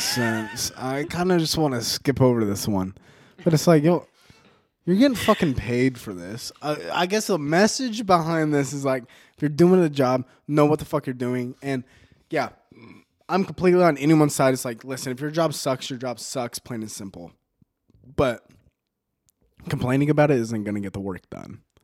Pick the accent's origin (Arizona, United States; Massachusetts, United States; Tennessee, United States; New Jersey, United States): Arizona, United States; Mesa; moved away; also born or lived in El Paso, Texas; Mesa, Arizona is my hometown. Arizona is my home state